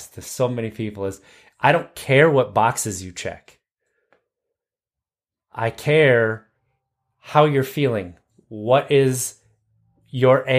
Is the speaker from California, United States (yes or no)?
no; Wisconsin, United States; I grew up in Wisconsin, and so the Midwest